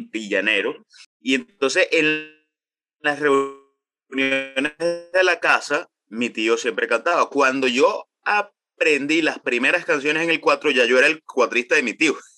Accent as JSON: {"language": "Spanish", "town": "Calabozo", "region": "Guárico", "country": "Venezuela", "tie": "born or raised there", "also_born_or_lived": "Maracay", "said": "Nací en Maracay, sin embargo me crié en los llanos venezolanos, me crié en el estado Guárico, específicamente en Calabozo"}